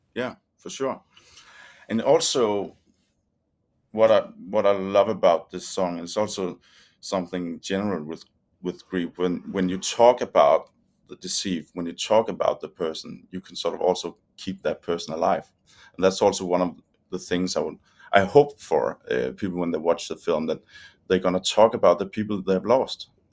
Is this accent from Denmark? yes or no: yes; Denmark; we're from Denmark